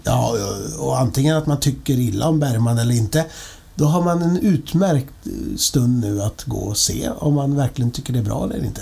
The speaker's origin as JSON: {"language": "Swedish", "town": "Linköping", "region": "Östergötland", "country": "Sweden", "tie": "born or raised there", "said": "jag är ju från Linköping"}